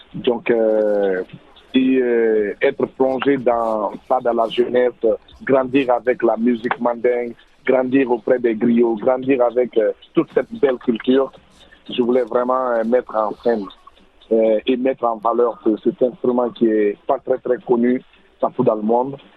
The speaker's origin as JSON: {"language": "French", "country": "Guinea", "moved": "yes", "lives_now": "Montreal, Canada", "said": "Je viens de la Guinée"}